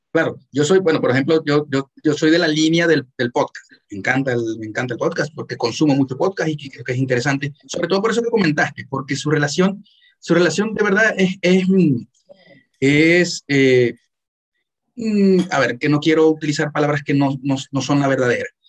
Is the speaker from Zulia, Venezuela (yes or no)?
yes; Maracaibo, Zulia, Venezuela; yo, soy maracucho